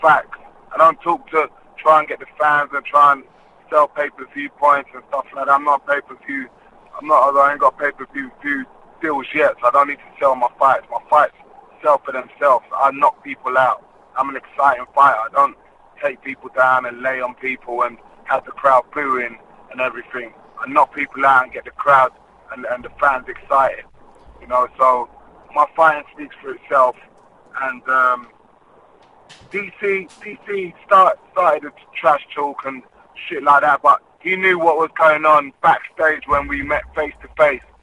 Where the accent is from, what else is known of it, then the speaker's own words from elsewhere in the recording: London, United Kingdom; We're from London